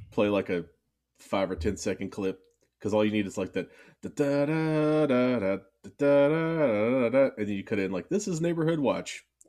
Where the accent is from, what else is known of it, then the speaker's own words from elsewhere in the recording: Louisville, Kentucky, United States; I am born and raised in Louisville, Kentucky.